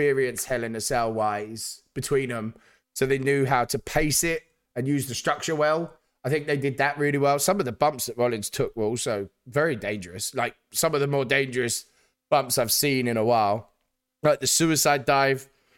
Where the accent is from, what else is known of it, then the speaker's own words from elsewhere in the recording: United Kingdom; as a Brit